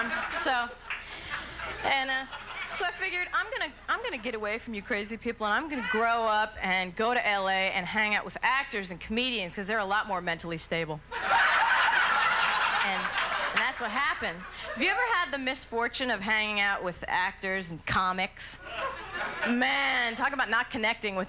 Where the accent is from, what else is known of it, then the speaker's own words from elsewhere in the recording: New Jersey, United States; I was born and raised in New Jersey.